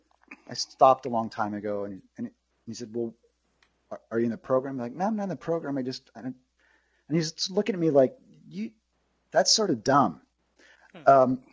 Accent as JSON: {"language": "English", "town": "Norman", "region": "Oklahoma", "country": "United States", "also_born_or_lived": "Los Angeles", "moved": "yes", "said": "I'm from Norman, Oklahoma, and I moved to LA to be a, a movie star"}